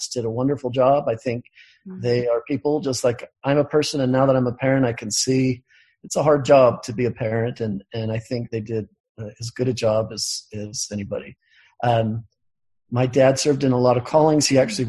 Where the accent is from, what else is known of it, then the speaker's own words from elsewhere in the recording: Bountiful, Utah, United States; I grew up in Bountiful, Utah